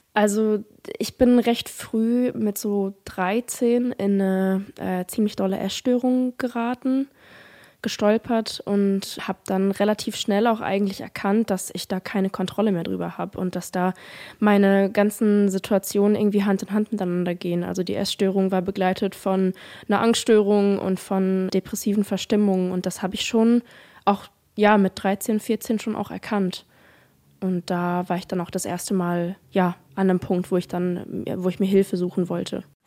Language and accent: German; Offenburg, Baden-Württemberg, Germany; moved away; also born or lived in Black Forest / Mannheim; ich komme ja aus Offenburg